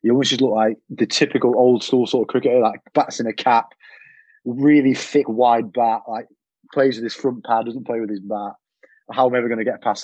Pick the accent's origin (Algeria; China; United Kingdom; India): United Kingdom; Macclesfield, North West England; I grew up in Mac as well when I was a kid